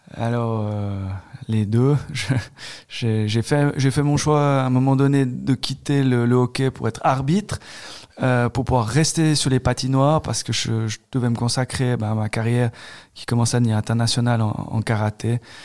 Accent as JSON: {"language": "French", "country": "Switzerland", "tie": "born or raised there", "said": "j'ai grandi à Dorena"}